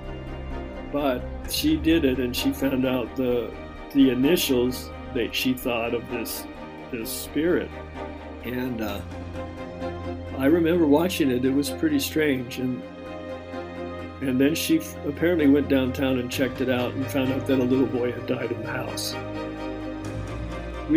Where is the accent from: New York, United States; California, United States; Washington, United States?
Washington, United States; Seattle; now in Austin, Texas, United States; I grew up in Washington